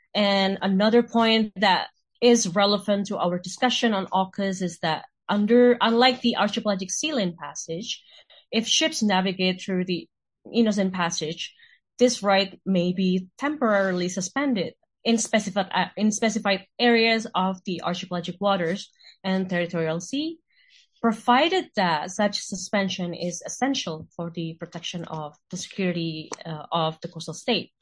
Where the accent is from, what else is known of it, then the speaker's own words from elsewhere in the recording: Indonesia; now in Singapore; I'm originally from Indonesia.